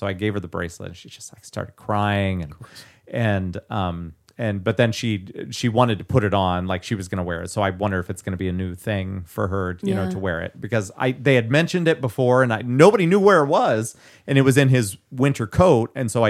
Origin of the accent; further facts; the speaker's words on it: California, United States; I can say like as much as I want to because I'm from the Valley.